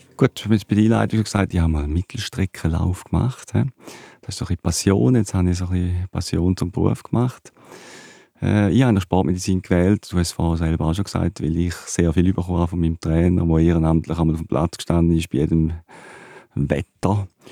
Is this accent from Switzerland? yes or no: yes; Switzerland; in meinem Heimatdorf, in Dübach